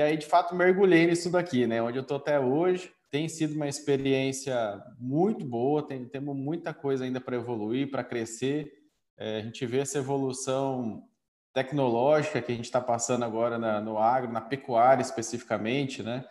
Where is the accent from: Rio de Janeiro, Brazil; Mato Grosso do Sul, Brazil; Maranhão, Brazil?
Mato Grosso do Sul, Brazil; Campo Grande; born or raised there; also born or lived in northern Paraná